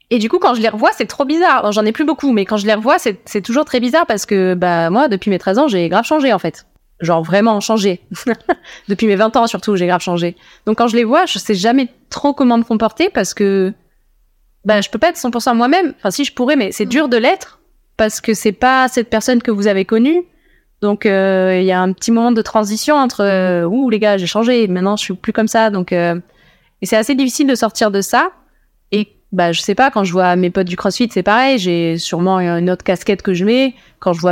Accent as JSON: {"language": "French", "town": "Toulouse", "region": "Occitania", "country": "France", "said": "Je viens de Toulouse."}